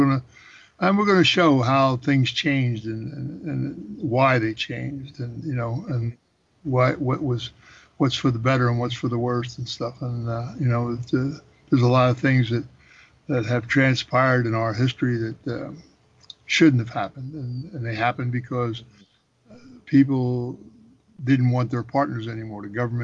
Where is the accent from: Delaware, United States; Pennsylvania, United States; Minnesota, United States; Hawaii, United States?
Pennsylvania, United States; Philadelphia; when I was a kid growing up in Philadelphia, we never locked our front door.